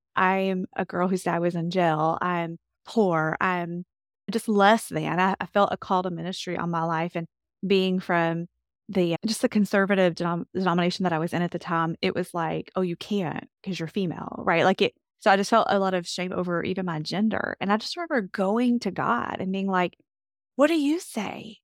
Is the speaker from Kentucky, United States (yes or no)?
yes; Kentucky, United States; I grew up in Kentucky, born and raised, and love my Kentucky home